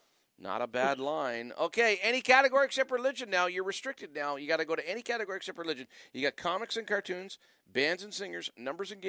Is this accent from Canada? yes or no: yes; Wallaceburg, Ontario, Canada; now in Ottawa, Canada; I was born in Wallaceburg, Ontario